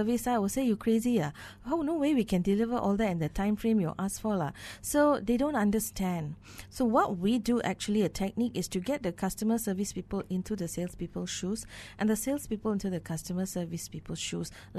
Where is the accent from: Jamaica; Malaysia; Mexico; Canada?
Malaysia